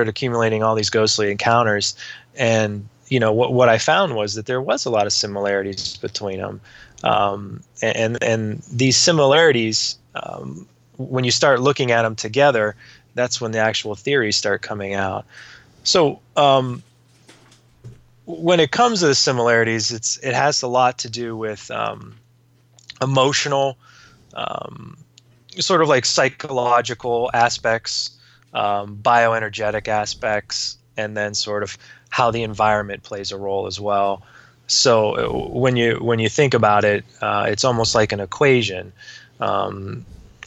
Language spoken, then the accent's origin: English; Youngstown, Ohio, United States; I grew up in Youngstown, Ohio